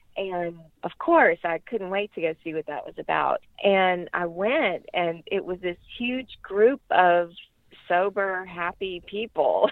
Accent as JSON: {"language": "English", "town": "Lafayette", "region": "Louisiana", "country": "United States", "said": "I am from Lafayette, Louisiana, and I'm 49 years old."}